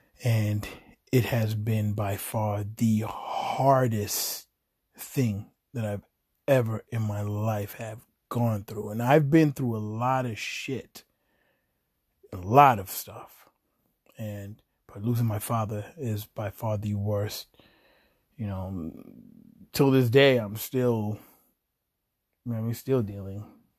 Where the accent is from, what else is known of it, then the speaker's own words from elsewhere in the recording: Chelsea, Massachusetts, United States; it was me and like the people I grew up with in Chelsea, Massachusetts.